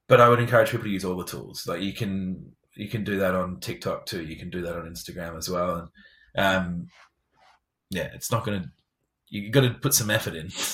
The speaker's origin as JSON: {"language": "English", "region": "England", "country": "United Kingdom", "said": "I'm English."}